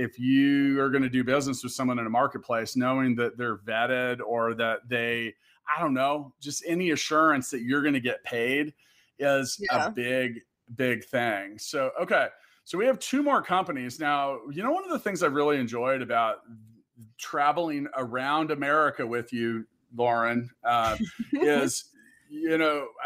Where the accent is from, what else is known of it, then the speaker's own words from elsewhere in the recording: Kansas, United States; I'm from Kansas